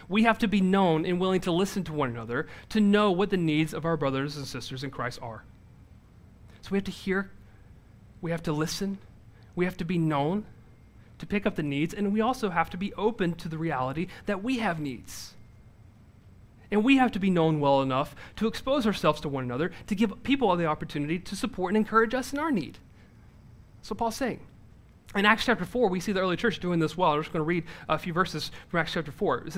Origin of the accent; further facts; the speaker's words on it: the South, United States; I'm from the South